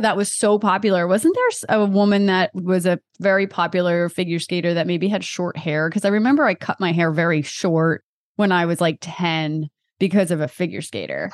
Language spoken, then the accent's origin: English; Delaware, United States; I'm from Delaware